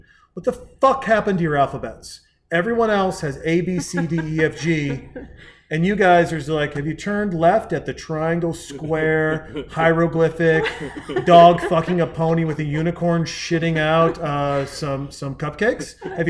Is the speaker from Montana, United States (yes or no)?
yes; Whitefish, Montana, United States; also born or lived in Southern California / Portland; now in Austin, United States; I'm from Montana and my mother's like 17th husband was black? And I'm from Whitefish, Montana.